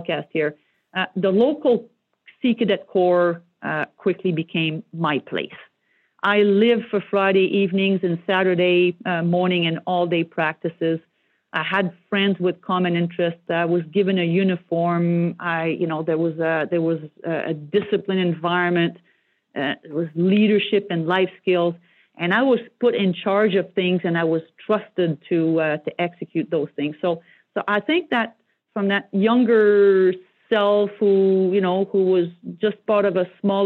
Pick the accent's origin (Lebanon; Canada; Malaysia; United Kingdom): Canada; Joliette, Quebec; first language French; English is a second language; moved away; I'm from Joliette, Quebec. It's a small blue-collar French-speaking